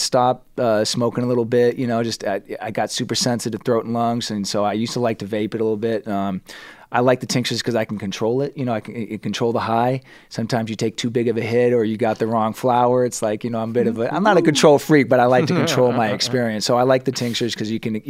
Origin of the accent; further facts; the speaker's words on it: Los Angeles, California, United States; I was, yeah. My great grandfather came here in the 30s, believe it or not, 1933.